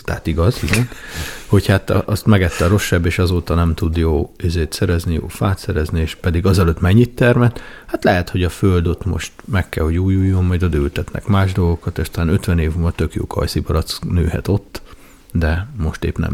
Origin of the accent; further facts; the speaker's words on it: Nagykanizsa, Zala, Hungary; én Nagykanizsán nőttem fel leginkább